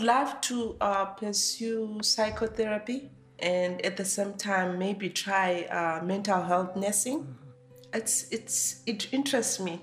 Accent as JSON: {"language": "English", "town": "Lupane", "region": "Matabeleland North", "country": "Zimbabwe", "tie": "born or raised there", "moved": "as an adult", "lives_now": "Ireland", "said": "originally I come from Zimbabwe, and I've been here for 18 months. I come from a village in Zimbabwe. It's in uh, Matabeleland North Province. It's called Lupane"}